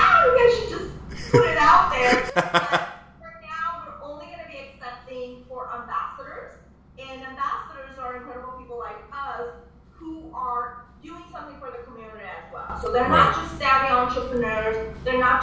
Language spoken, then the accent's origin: English; Armenia; now in United States; my motherland, I'm originally from Armenia.